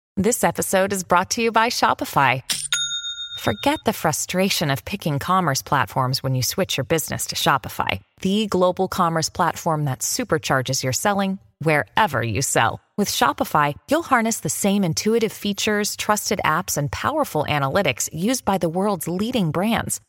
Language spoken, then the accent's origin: English; Vancouver Island, British Columbia, Canada; I'm actually from Vancouver Island